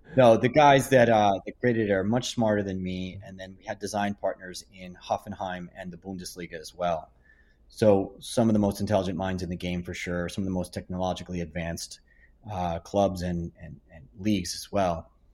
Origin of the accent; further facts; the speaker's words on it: Hicksville, New York, United States; I became a director of coaching to my hometown of Hicksville